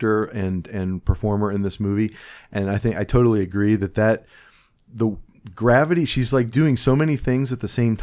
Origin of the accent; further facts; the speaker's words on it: Cleveland, Ohio, United States; accent: Cleveland; my Cleveland accent